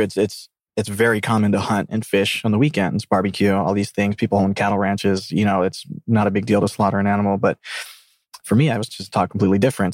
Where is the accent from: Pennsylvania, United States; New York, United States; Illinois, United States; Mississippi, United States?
Mississippi, United States; South; moved away as an adult; I grew up from an Argentinian family in a Hindu culture that was in the middle of South Mississippi